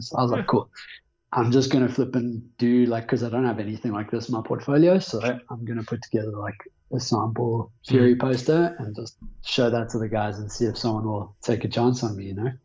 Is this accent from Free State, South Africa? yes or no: no; Johannesburg, Gauteng, South Africa; born and raised in Johannesburg.